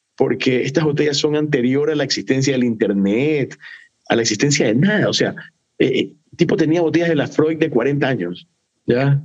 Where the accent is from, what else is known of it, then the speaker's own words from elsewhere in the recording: Ecuador; Aquí en Ecuador nosotros tenemos una fruta que no es muy popular en otras partes del mundo, pero aquí en Ecuador es súper popular